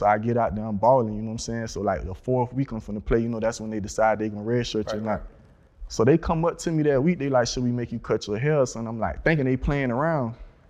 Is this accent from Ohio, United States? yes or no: no; Florida, United States; Broward County.